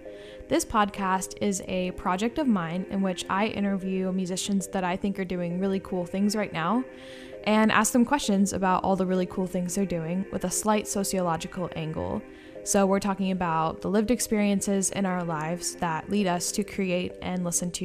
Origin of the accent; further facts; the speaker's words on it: Louisiana, United States; I'm from the South. I'm from Louisiana, so like I've lived through many hurricanes